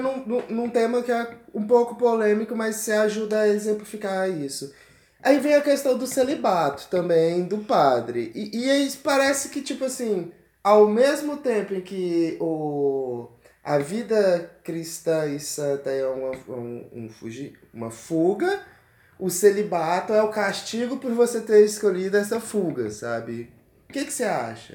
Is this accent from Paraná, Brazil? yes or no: no; Araçoiaba, Pernambuco, Brazil; moved away as an adult; also born or lived in Recife / Mineiros, Goiás / Jataí, Goiás; now in Goiás, Brazil; eu sou pernambucano, goiano de coração, eu sou de Recife, Pernambuco, cara, e vim pra Goiás ali finalzinho de 2010